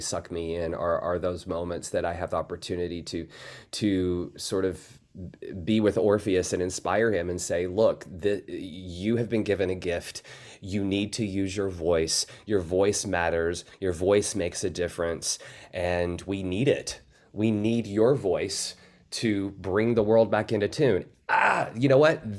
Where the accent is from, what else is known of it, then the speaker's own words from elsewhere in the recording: the South, United States; I come from the South